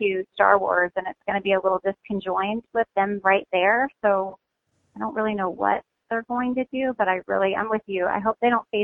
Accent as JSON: {"language": "English", "region": "Midwest", "country": "United States", "also_born_or_lived": "Hawaii", "moved": "as an adult", "said": "I'm originally from the Midwest"}